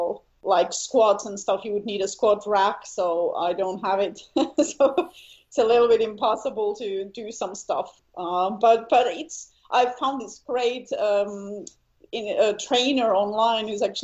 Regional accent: Helsinki, Uusimaa, Finland; also born or lived in eastern Finland; I'm from Helsinki, so in Finland. And yeah, I grew up there. Kind of, how would you call it, maybe suburb. So not in the city, but maybe like 30 minutes from the city.

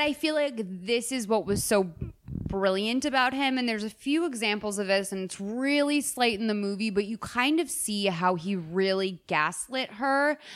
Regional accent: Boston, Massachusetts, United States; moved away; my hometown of Boston

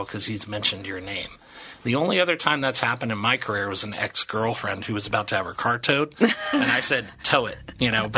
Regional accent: Los Alamitos, California, United States; I'm from the area. I grew up in Los Alamitos, which is basically next door to Cyprus

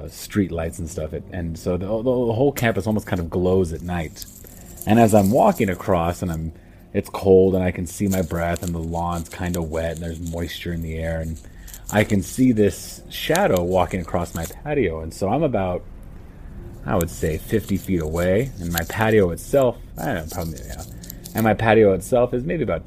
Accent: United States; moved away as an adult; now in Amman, Jordan; I'm American, but I moved out here about 4 years ago to teach at a boarding school out here in Jordan

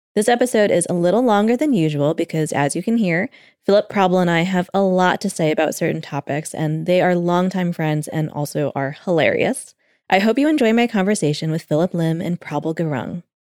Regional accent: Connecticut, United States; I grew up mostly in Connecticut

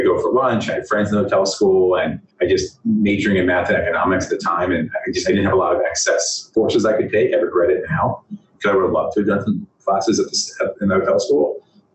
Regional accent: Washington, District of Columbia, United States; I grew up in the Washington, D.C. area

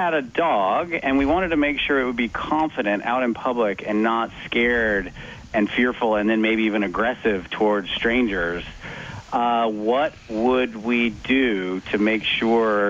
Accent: United States; I'm an American

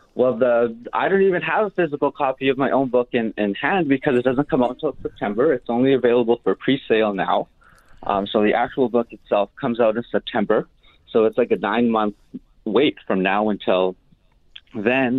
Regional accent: Winnipeg, Manitoba, Canada; also born or lived in Shamattawa First Nation; I was born and raised here in the North End

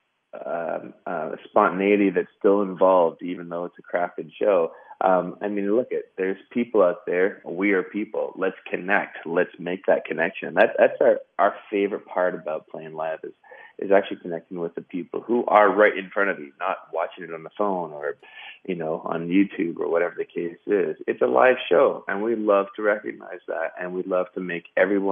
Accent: Western Canada, Canada; we come from the West, so it's you know, believe it or not, it's a large country

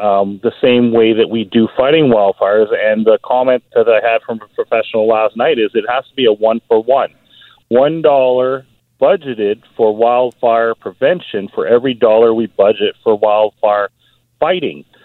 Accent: Burnaby, British Columbia, Canada; moved away as an adult; I grew up in Burnaby. I went to Burnaby yeah. Central

